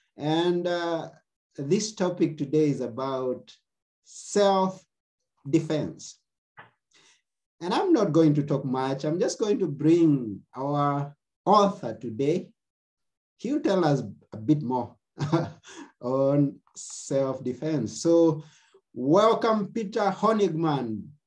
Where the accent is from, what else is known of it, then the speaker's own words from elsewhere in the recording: Kenya; now in Athens, Greece; I come from Kenya. Right now, okay. I'm, in, I'm, in, Athens, Greece myself.